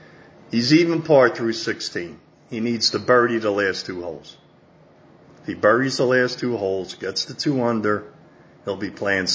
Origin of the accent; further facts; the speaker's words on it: United States; It's my feeling as an American